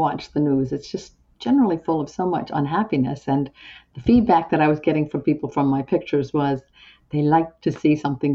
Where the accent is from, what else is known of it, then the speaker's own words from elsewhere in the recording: Antigonish, Nova Scotia, Canada; I grew up in Antigonish